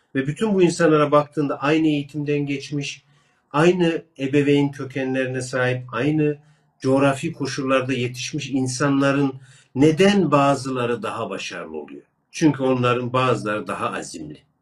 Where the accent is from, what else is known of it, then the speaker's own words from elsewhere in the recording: Kırşehir Province, Turkey; Ben Kırşehirliyim